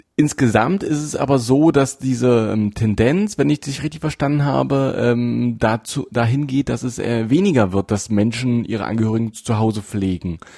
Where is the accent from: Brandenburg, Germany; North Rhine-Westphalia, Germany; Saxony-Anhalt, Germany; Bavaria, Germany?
Saxony-Anhalt, Germany; hier bei uns in Sachsen-Anhalt